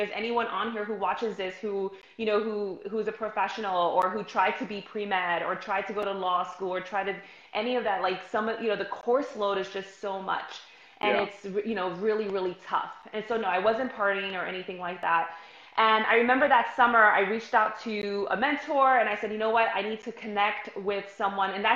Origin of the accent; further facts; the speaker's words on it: New York City, New York, United States; I'm from New York City, grew up, born and raised